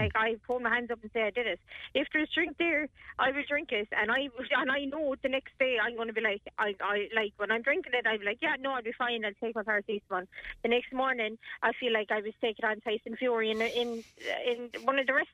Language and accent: English; Ireland; We're the Irish.